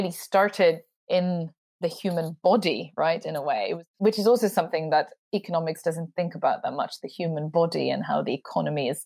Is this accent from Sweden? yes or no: yes; Sweden; I'm from Sweden